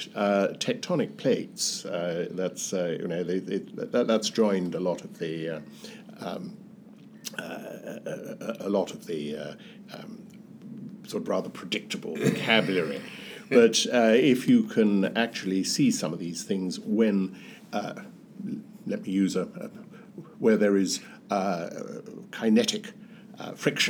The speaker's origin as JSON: {"language": "English", "region": "Wales", "country": "United Kingdom", "said": "as a Welshman"}